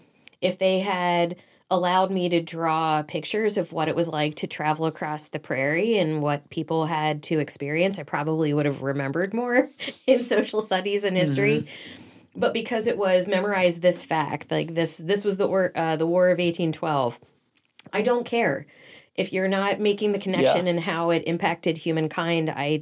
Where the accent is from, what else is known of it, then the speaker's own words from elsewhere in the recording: Pennsylvania, United States; from Western Pennsylvania.